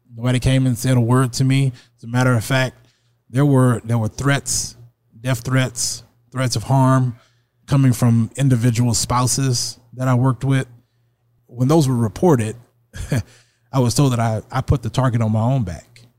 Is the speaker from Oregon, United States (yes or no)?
no; Alexandria, Louisiana, United States; now in Sioux Falls, United States; I'm from Alexandria, Louisiana